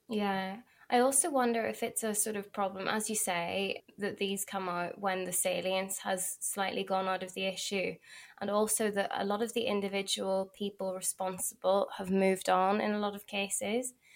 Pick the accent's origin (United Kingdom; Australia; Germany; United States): United Kingdom; Belfast, Northern Ireland; because I'm from Belfast